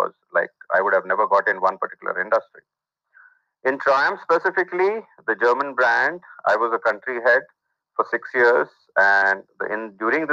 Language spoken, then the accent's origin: English; Mumbai, Maharashtra, India; I was born in suburb in Mumbai, which is one of the busiest cities in India, and had a humble middle class background. Did my schooling with best of my friends around